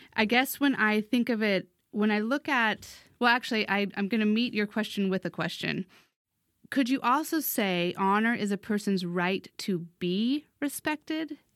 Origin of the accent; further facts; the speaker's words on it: United States; also born or lived in East Asia; as an American